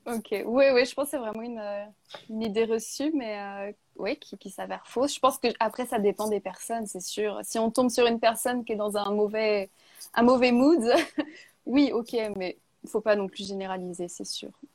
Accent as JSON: {"language": "French", "area": "Burgundy", "region": "Bourgogne-Franche-Comté", "country": "France", "tie": "born or raised there", "said": "je suis née en Bourgogne, hein, dans la région des vins"}